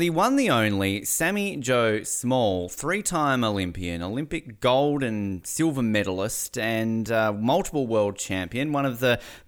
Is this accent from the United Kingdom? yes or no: no; Australia; moved away as an adult; now in Canada; As an Australian who has only been living in Canada for about half a year